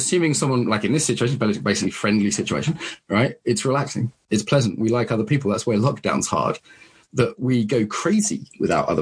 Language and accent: English; Soham, East of England, United Kingdom; I grew up in Soham